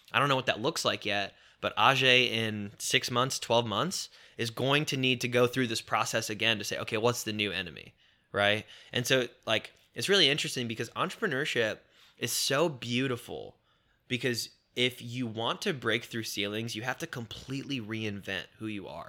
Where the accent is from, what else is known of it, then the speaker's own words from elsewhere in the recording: Indiana, United States; also born or lived in Chicago, Illinois; when my dad did leave and we moved from Chicago to Indiana